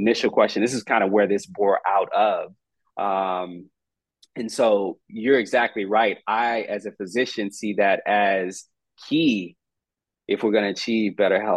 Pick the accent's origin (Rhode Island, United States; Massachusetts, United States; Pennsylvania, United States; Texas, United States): Texas, United States; I got approached by a system here in my home state who kind of offered that opportunity to build out this more, how should I say, holistic, novel delivery care model. And they happened to be the largest system here in Texas